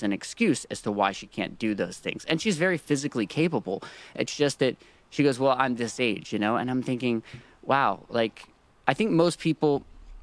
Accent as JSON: {"language": "English", "region": "North Carolina", "country": "United States", "tie": "born or raised there", "moved": "yes", "lives_now": "Nashville, United States", "said": "I was born in North Carolina"}